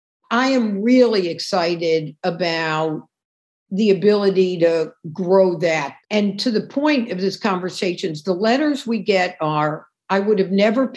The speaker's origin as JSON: {"language": "English", "town": "New York City", "region": "New York", "country": "United States", "said": "And as a New Yorker, you know, you see where there was like this huge farm in what's now Times Square"}